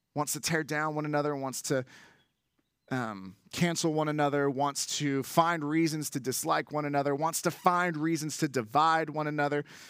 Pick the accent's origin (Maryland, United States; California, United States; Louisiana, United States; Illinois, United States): California, United States; Bay Area; I grew up in the Bay Area